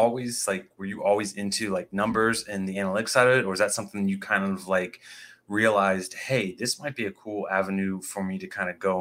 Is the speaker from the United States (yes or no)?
yes; Indiana, United States; So I'm from Indiana here.